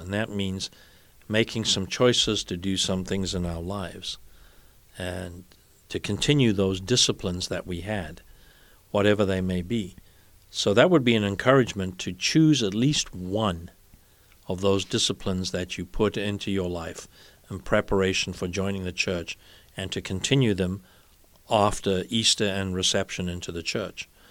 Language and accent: English; South Africa; now in United States; When I was growing up in South Africa, Ascension Thursday was a public holiday